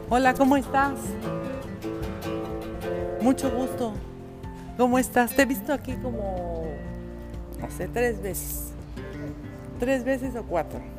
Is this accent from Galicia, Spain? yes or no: yes; A Coruña, Galicia, Spain; moved away as an adult; now in Madrid, Spain; soy gallego, de la Colonia.